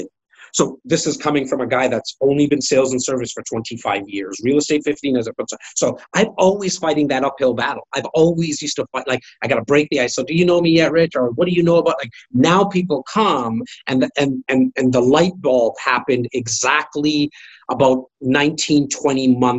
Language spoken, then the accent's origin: English; Toronto, Ontario, Canada; I'm a kid from Rexdale, an area that most people don't